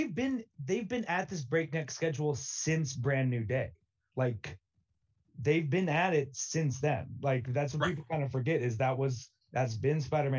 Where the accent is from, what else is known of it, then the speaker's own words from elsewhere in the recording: United States; As an American